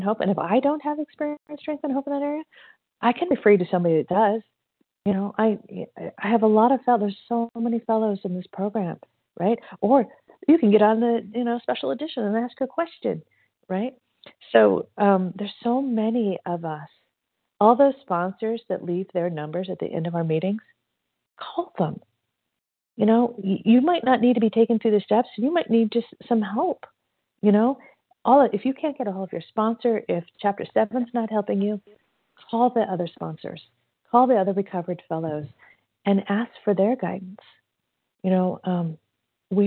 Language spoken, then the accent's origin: English; Indiana, United States; now in California, United States; I'm actually from Indiana too. I'm a California girl, but I'm from Indiana. So Hoosier.